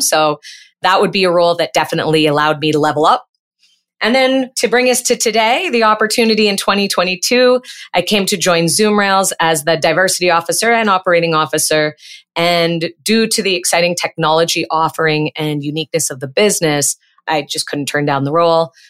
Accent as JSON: {"language": "English", "town": "Peterborough", "region": "Ontario", "country": "Canada", "tie": "born or raised there", "moved": "as an adult", "lives_now": "Montreal, Canada", "said": "I grew up in Ontario, Canada, in a city that's on the Otonabee River. It's about seventy-nine, eighty miles northeast of Toronto. And I spent the first half of my life in Peterborough"}